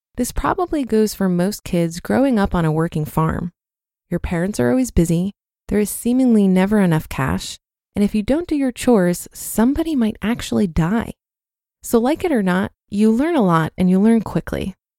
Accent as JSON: {"language": "English", "country": "Poland", "tie": "born or raised there", "moved": "as an adult", "lives_now": "United Kingdom", "said": "I grew up in Poland"}